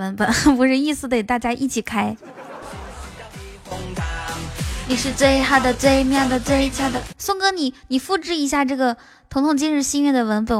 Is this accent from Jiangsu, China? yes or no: no; Inner Mongolia, China; 我们内蒙古也有民歌的呀。